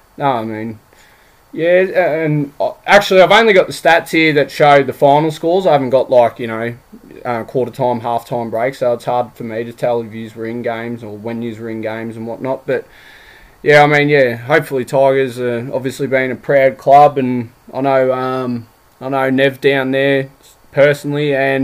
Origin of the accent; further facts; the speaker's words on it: Seymour, Victoria, Australia; also born or lived in Melbourne; now in Toowoomba, Australia; I grew up in Seymour, so I'm from the Goulburn Valley